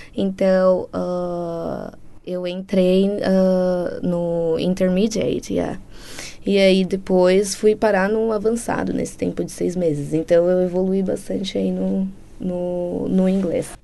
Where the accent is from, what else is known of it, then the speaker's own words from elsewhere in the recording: São Bernardo do Campo, São Paulo, Brazil; moved away as an adult; also born or lived in Australia; now in New Zealand; eu sou de São Bernardo, nasci em São Bernardo do Campo, São Paulo